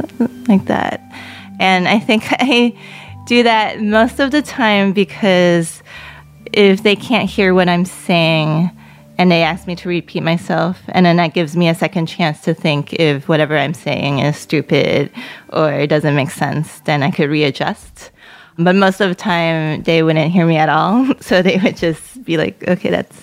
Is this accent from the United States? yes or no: yes; New York City, New York, United States; first language Cantonese; English is a second language; I was born in Queens. My parents were from China